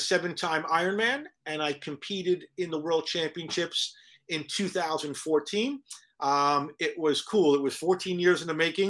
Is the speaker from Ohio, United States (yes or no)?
no; New York City, New York, United States; moved away as an adult; now in Vermont, United States; I'm originally from the Bronx. Moved to Vermont when I graduated high school